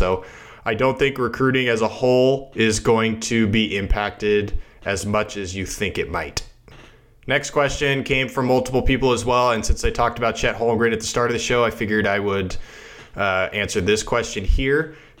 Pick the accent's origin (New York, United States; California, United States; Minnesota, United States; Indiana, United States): California, United States; Santa Clara; I grew up in Santa Clara